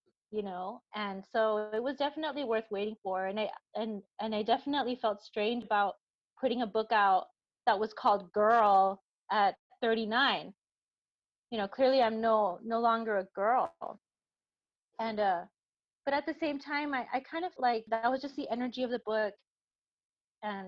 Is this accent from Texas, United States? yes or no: yes; El Paso, Texas, United States; I'm from El Paso